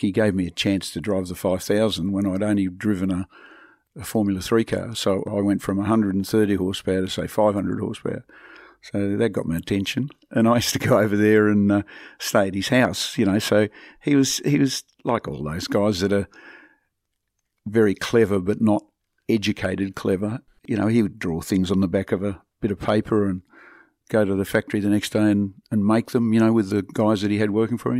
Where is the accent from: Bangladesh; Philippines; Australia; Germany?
Australia; Devonport, Tasmania; moved away; I would still be living in Devonport